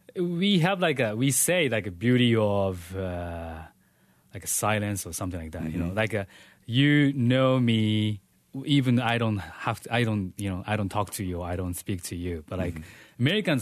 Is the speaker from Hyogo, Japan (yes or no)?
no; Tokyo, Japan; English is a second language; also born or lived in Saitama / Chiba; I am born, in Tokyo, and then I grew up in Tokyo and next prefecture, Saitama. And I went to the college in Chiba.